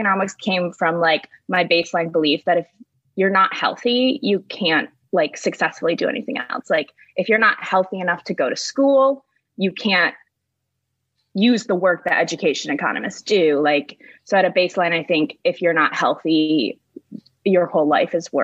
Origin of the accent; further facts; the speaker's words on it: Michigan, United States; I grew up in Michigan, about 30 minutes away from East Lansing, but not towards the west